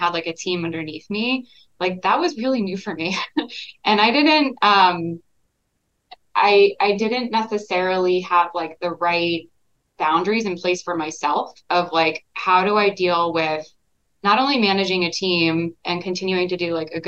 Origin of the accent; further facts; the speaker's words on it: Texas, United States; moved away as an adult; now in New York, United States; I grew up in Texas. And I've been in New York for about 12 years now